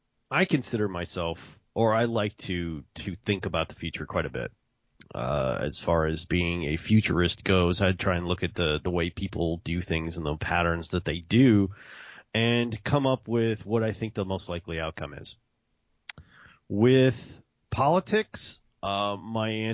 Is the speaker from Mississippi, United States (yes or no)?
yes; Mississippi, United States; now in Texas, United States; I can make fun of Mississippi because I'm from Mississippi